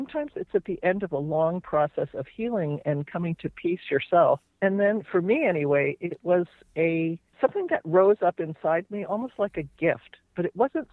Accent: New Jersey, United States; born or raised there; moved away as an adult; now in California, United States

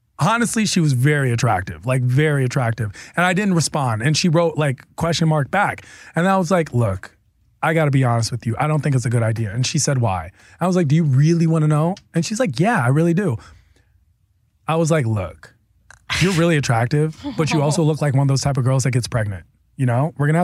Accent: East Coast, United States; I'm from the East Coast

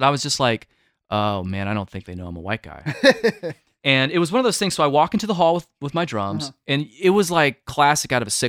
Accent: the South, United States; I had thankfully gone through things like this growing up in the South.

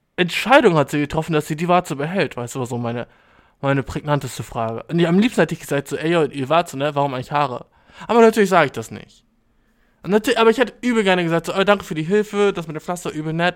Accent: Germany; ich jetzt als Deutscher

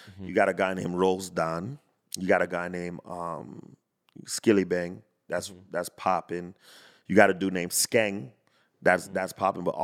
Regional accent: Jamaica; I'm Jamaican, but mm-hmm. I'll say

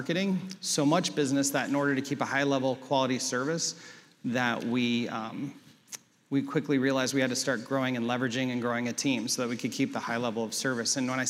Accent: Columbus, Ohio, United States; moved away as an adult; now in Cleveland, United States; I grew up in Columbus, so I didn't know anyone in Cleveland.

